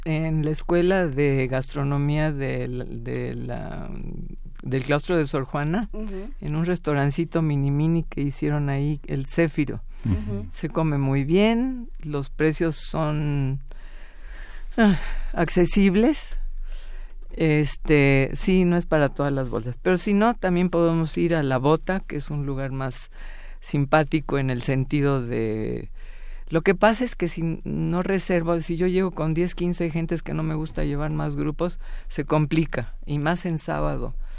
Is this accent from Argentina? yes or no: no; Mexico